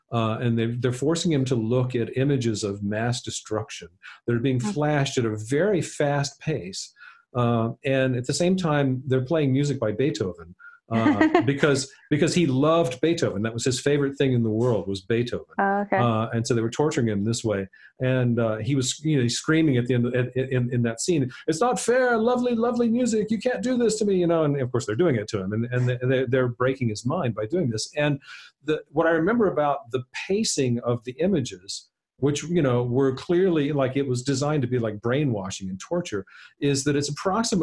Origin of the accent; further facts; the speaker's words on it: South Louisiana, United States; I grew up in South Louisiana